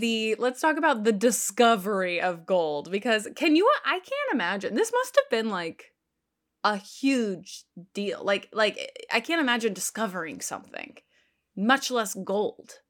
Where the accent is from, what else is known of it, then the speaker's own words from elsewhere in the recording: Texas, United States; now in New York, United States; I grew up in Texas and then came to New York.